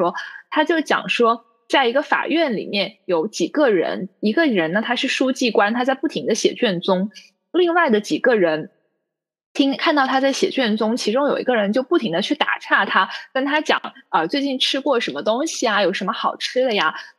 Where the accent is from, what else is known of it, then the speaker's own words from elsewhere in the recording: Chenzhou, Hunan, China; 我我是郴州的，那我就只能讲一下郴州人是怎么吃鱼。我老家在郴州西风渡景区附近，我们老家其实挺漂亮的，也很欢迎各位听友去看一看。